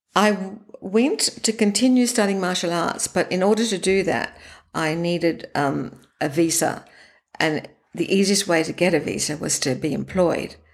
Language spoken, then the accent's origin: English; Sydney, New South Wales, Australia; I grew up in Australia in Sydney.